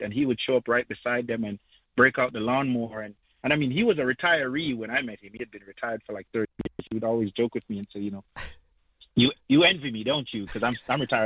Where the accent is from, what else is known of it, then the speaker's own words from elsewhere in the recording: Jamaica; moved away; I hail from Jamaica